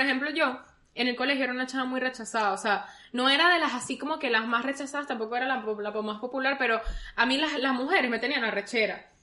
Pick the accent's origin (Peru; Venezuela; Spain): Venezuela; Caracas, Capital District; now in Orlando, United States; nosotros somos de Caracas